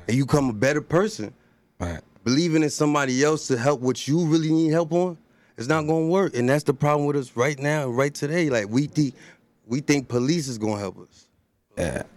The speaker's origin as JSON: {"language": "English", "town": "Elizabeth", "region": "New Jersey", "country": "United States", "said": "I'm from Elizabeth, New Jersey"}